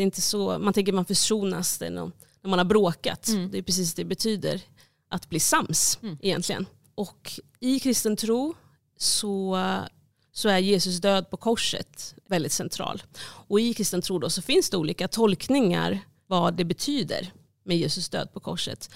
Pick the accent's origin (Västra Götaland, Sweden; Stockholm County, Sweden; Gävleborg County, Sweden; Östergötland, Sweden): Stockholm County, Sweden; Stockholm; I den församling där jag växte upp